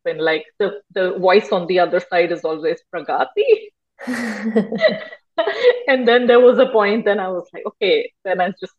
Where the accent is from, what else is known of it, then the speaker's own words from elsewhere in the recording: India; moved away as an adult; now in Basel, Switzerland; Born and brought up in India.